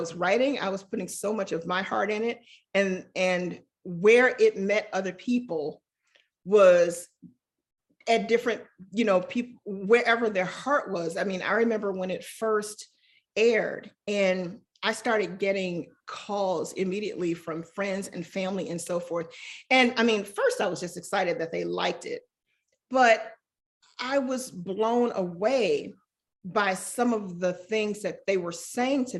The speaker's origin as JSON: {"language": "English", "town": "Chicago", "region": "Illinois", "country": "United States", "tie": "born or raised there", "also_born_or_lived": "Stanford, California", "moved": "as an adult", "said": "I am from Chicago. We moved around. We were always on the South Side, moved around a few times, but I think I probably identify home most as the Auburn Gresham neighborhood"}